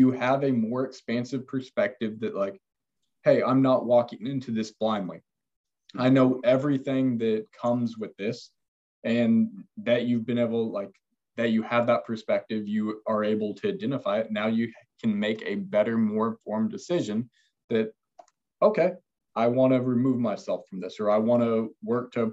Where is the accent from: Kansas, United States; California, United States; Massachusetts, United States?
Kansas, United States; Neodesha; moved away; my hometown is 2,000 people